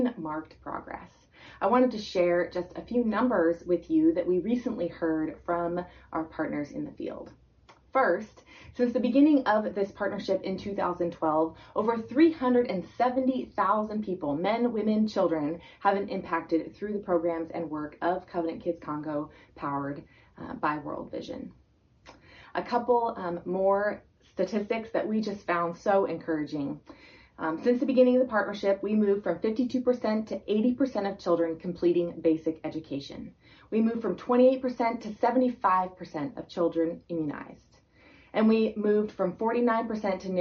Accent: North Bend, Washington, United States; I grew up in North Bend, and my husband and I have lived there now for about 15 years

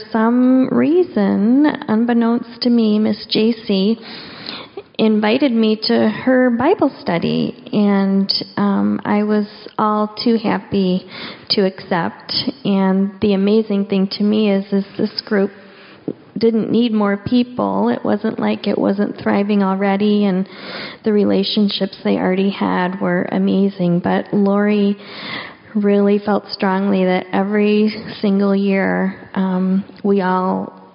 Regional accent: Michigan, United States; moved away as an adult; now in Seattle, United States; I moved to Seattle from Michigan about 7 years ago, and I had lived in Michigan my whole entire life. 45 years

